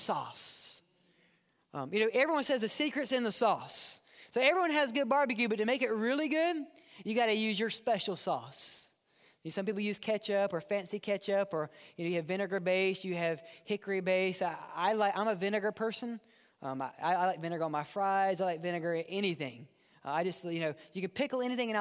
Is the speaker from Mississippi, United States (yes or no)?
yes; Mississippi, United States; also born or lived in New Orleans; now in Birmingham, United States; I grew up in Mississippi near Memphis.